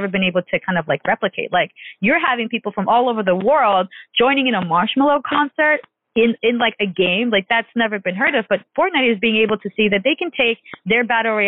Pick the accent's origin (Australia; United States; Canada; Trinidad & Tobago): United States; New York; New York, my hometown